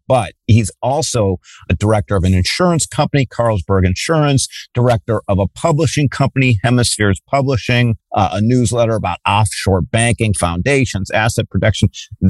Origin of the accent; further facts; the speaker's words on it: Cleveland, Ohio, United States; also born or lived in Western Pennsylvania; I am from Cleveland. And so there on the lake.